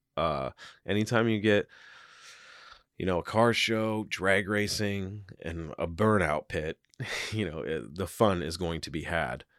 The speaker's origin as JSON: {"language": "English", "town": "Seattle", "region": "Washington", "country": "United States", "said": "I'm from Seattle"}